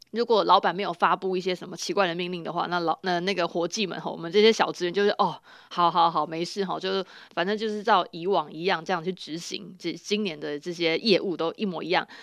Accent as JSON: {"language": "Chinese", "region": "Chiayi County", "country": "Taiwan", "said": "因为我是嘉义人"}